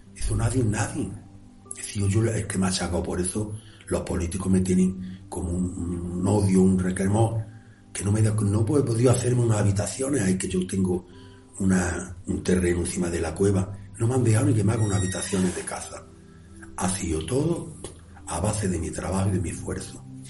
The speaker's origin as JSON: {"language": "Spanish", "town": "Granada", "region": "Andalusia", "country": "Spain", "tie": "born or raised there", "said": "el Sacromonte es muy fuerte para mí, porque haber nacido en un barrio"}